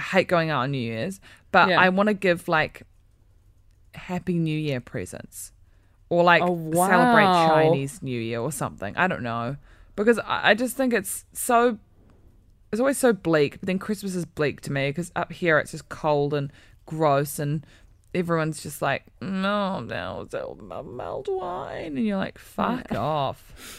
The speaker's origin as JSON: {"language": "English", "country": "New Zealand", "lives_now": "England", "said": "We're from New Zealand, yeah."}